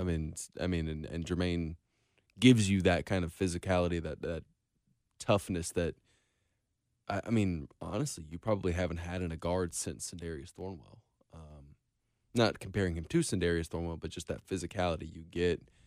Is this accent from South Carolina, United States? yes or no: yes; Irmo, South Carolina, United States; I'm from, I'm from Irmo